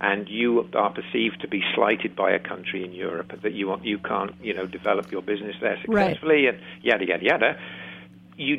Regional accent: United Kingdom; moved away; as a Brit

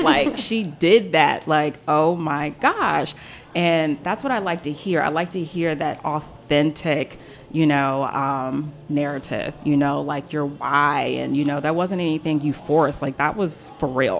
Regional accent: Silver Spring, Maryland, United States; also born or lived in Mississippi; I was born in Mississippi, but I was raised in Silver Spring along with my sister

